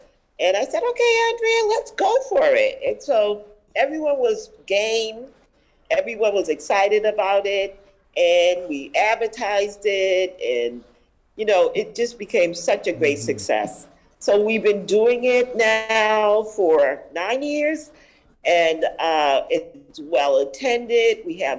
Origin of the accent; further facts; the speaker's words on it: Boston, Massachusetts, United States; Okay, so I'm born and raised in Roxbury